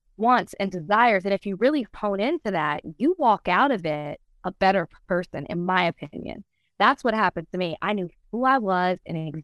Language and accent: English; Texas, United States; I'm from Texas. I love to let everybody know I'm from Texas